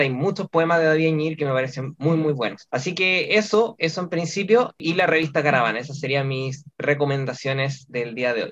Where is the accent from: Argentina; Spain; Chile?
Chile; nosotros, bueno, los chilenos